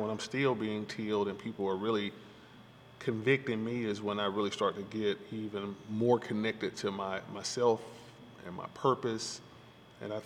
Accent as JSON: {"language": "English", "town": "Atlanta", "region": "Georgia", "country": "United States", "tie": "born or raised there", "said": "I'm a Grady baby, and growing up in Northwest Atlanta"}